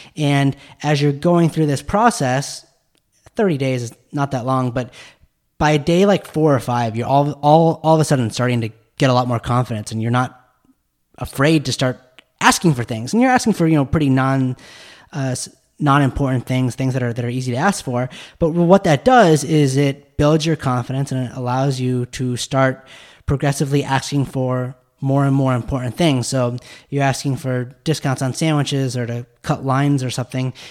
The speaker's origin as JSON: {"language": "English", "town": "Park City", "region": "Utah", "country": "United States", "tie": "born or raised there", "said": "I grew up in Park City, Utah"}